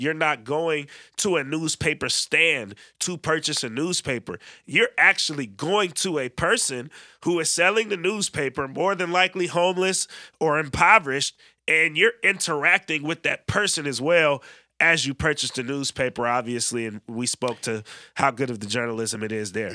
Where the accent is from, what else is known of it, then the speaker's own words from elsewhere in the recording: Bay Area, California, United States; now in Oregon, United States; how I grew up in the Bay